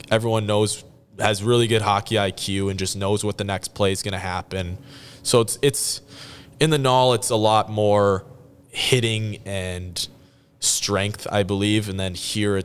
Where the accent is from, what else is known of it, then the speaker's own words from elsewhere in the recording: Minnesota, United States; we were in Minnesota for most of the year